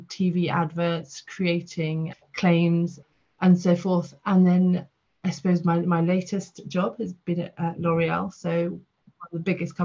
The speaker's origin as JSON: {"language": "English", "region": "the south of England", "country": "United Kingdom", "also_born_or_lived": "Port Sunlight", "lives_now": "London, United Kingdom", "said": "I'm a Southerner at heart"}